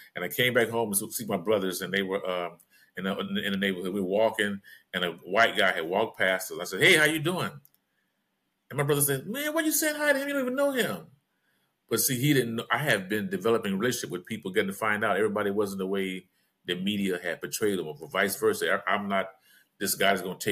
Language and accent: English; Los Angeles, California, United States; Growing up in South Central LA, it was hard out there